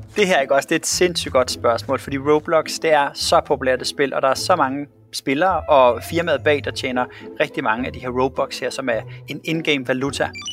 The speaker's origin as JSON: {"language": "Danish", "town": "Svendborg", "region": "Southern Denmark", "country": "Denmark", "tie": "born or raised there", "said": "Da jeg sad hjemme i Svendborg og var en lille dreng"}